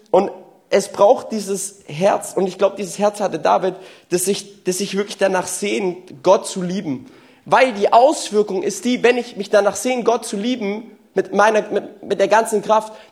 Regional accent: Walhausen, Germany; Ich komme ja aus Walhausen und Walhausen, da gelten so andere Gesetze, okay?

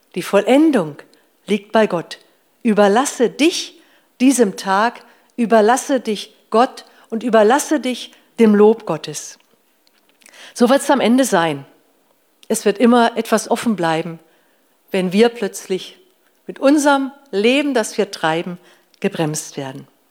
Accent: Northern Germany, Germany; Bei uns zu Hause früher, ich komme aus Norddeutschland

